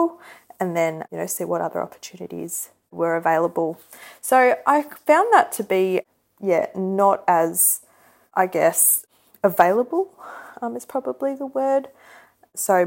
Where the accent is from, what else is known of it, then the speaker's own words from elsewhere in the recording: Australia; growing up as an Indian female in Australia